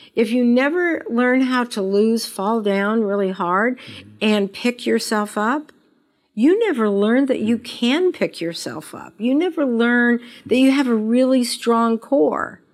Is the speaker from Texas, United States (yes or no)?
no; Las Vegas, Nevada, United States; I was born and raised in Las Vegas.